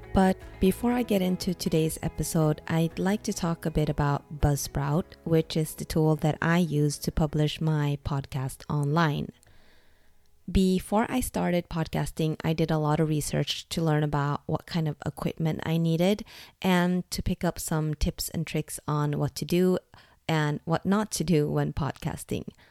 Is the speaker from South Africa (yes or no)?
no; Norway; moved away as an adult; also born or lived in Dublin, Ireland; The moment I moved from Norway to Ireland to work for Google was also the moment I actually moved out from my parents' house